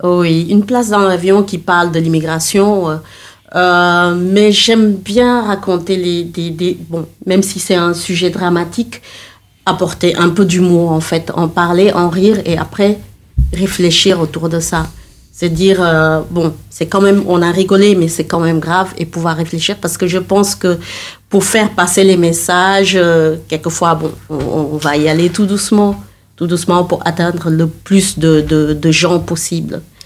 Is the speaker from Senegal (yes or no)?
yes; Senegal; je viens du Sénégal